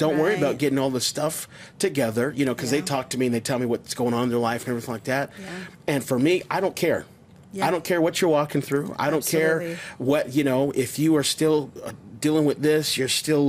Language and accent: English; Las Vegas, Nevada, United States; I'm reconnecting with different people in my life that I grew up with here in Las Vegas.